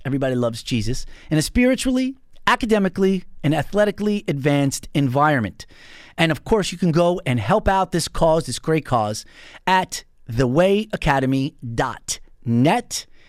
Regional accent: North Babylon, New York, United States; I'm originally from North Babylon.

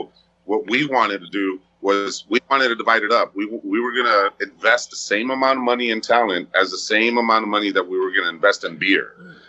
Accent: West Coast, United States; even though I was from the West Coast, obviously, you know, like, I still like shit from the West Coast, right?

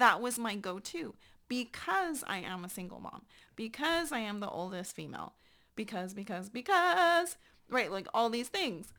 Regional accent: San Antonio, Texas, United States; moved away as an adult; I up and left my hometown and moved to another country.

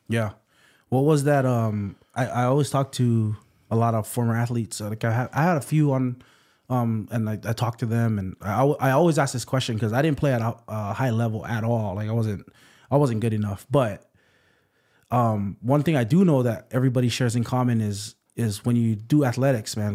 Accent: Waipahu, Hawaii, United States; I'm from Waipahu, um, grew up here

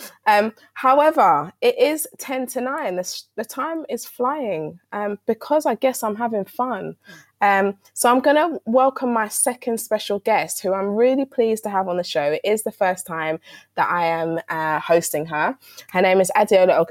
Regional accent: London, United Kingdom; I'm from South London and Peckham's around the corner.

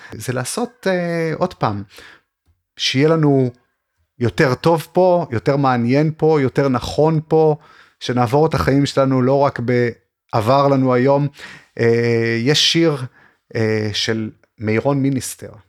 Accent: Arad, Southern District, Israel; also born or lived in Beersheba; נולדתי וגדלתי בערד

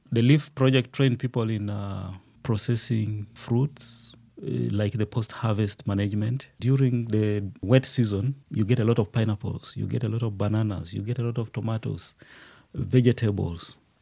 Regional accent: Uganda; moved away as an adult; also born or lived in Liberia; now in Rwanda; I grew up in Uganda. I was born in Uganda, studied in Uganda

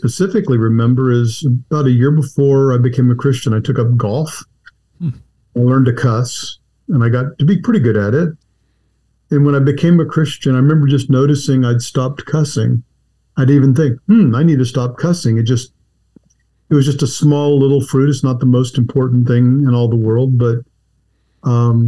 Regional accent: Texas, United States; also born or lived in Washington, D.C. / Northern Virginia / Southern California / Saudi Arabia; now in Charlotte, United States; until fourth grade, I was in Washington, D.C. in Northern Virginia, which is kind of an embarrassment I don't like to talk about too much, because then we finally got to Texas, which is home.

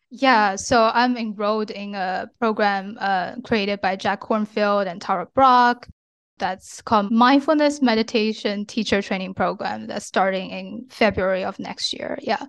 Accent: China; moved away as an adult; now in United States; I grew up in China and I moved to the States when I was 17 for college, and I've since lived and worked here

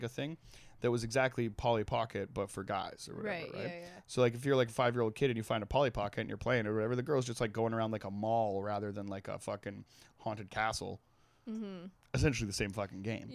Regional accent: Trail, British Columbia, Canada; In Trail, there was this, there was like the dump, and it was basically like over the hill from the high school that I went

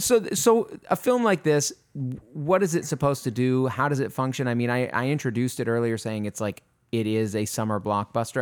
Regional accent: Maine, United States; moved away; I'm from Maine originally

